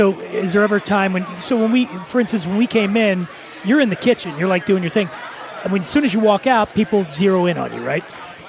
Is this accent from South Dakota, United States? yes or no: no; Philadelphia, Pennsylvania, United States; I'm from Philly